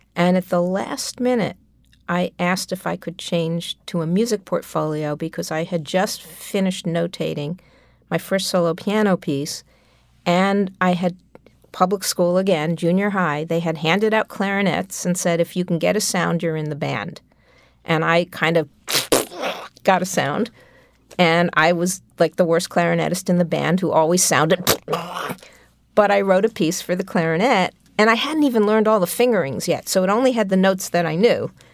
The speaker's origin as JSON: {"language": "English", "town": "New York City", "region": "New York", "country": "United States", "tie": "born or raised there", "said": "I grew up on the Upper West Side of Manhattan"}